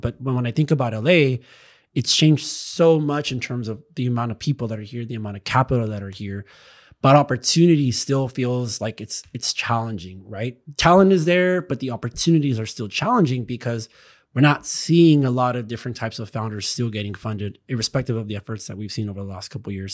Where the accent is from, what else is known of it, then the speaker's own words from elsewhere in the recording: Chula Vista, California, United States; now in Los Angeles, United States; where I grew up in Chula Vista